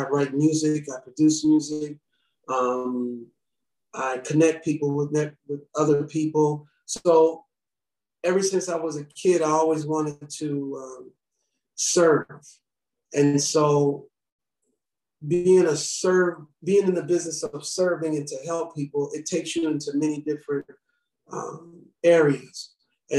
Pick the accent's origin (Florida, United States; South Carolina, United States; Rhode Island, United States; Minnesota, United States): Minnesota, United States; St. Paul; I'm originally from St. Paul, born and raised